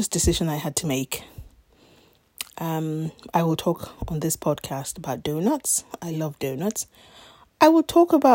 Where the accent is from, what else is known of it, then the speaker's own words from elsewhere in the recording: Nigeria; moved away as an adult; now in London, United Kingdom; I was born in Nigeria in 1972. Stayed there for the first 18 years of my life